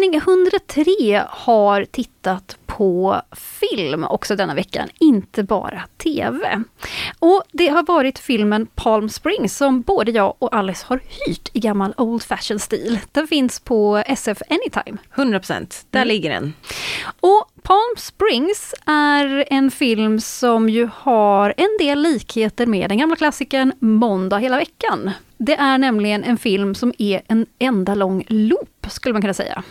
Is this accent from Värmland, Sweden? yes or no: no; northern Västergötland, Västra Götaland, Sweden; jag är uppvuxen på bondgård i norra Västergötland